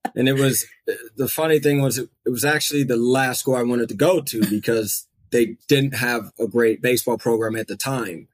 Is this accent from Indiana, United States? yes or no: yes; Fort Wayne, Indiana, United States; also born or lived in New Jersey; now in Austria; I was born in New Jersey. My parents moved around for a little bit, and then we settled on Fort Wayne. And I think I maybe was about three years old or so by the yeah. time we got there. And so I was raised up there